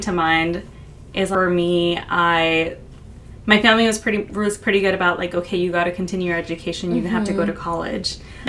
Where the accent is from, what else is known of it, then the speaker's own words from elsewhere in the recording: Bakersfield, California, United States; moved away as an adult; now in Seattle, United States; growing up in Bakersfield is predominantly Mexican.